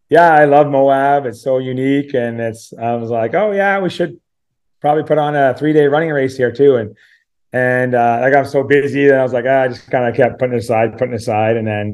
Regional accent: Canmore, Alberta, Canada; You're like, I'm from Orangeville. Where are you from? I'm from Canmore.

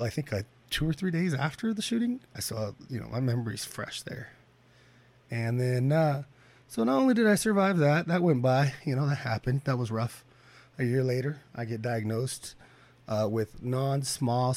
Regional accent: Bakersfield, California, United States; also born or lived in Prosser, Washington / Redding, California; went to school here in Bakersfield. I wasn't born here, surprisingly. I was born in Washington

